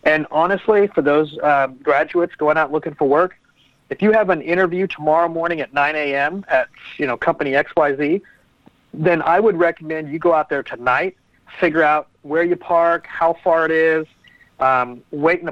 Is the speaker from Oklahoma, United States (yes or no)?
yes; Oklahoma City, Oklahoma, United States; I'm from Oklahoma City, and I grew a tech company